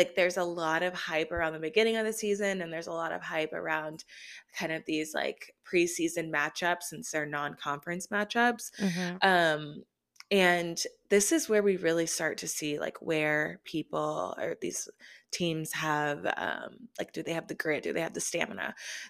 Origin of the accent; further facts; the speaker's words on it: Austin, Texas, United States; also born or lived in Alabama; But so I was born in Alabama, which, I mean, check my birth certificate. I was born in Alabama. I'm an Alabama fan. However, I was raised in Austin, Texas.